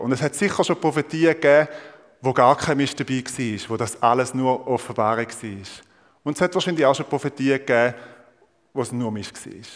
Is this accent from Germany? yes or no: no; Thurgau, Switzerland; Ich bin Ostschweizer. Ich bin Thurgauer. Und äh, ihr wisst vielleicht, der, der Kanton Thurgau nennt man auch Mostindien. Also, und ich bin nicht nur einfach dort geboren und aufgewachsen